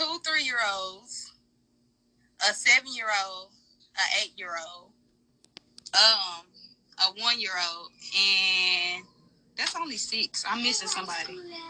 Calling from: Dallas, Texas, United States; I'm calling from Texas.

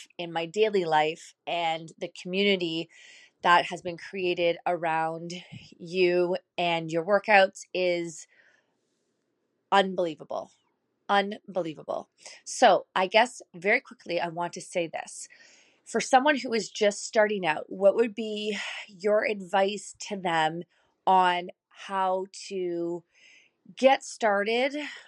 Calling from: Ottawa, Ontario, Canada; Hi, Megan. It's … I am from Ottawa, Canada.

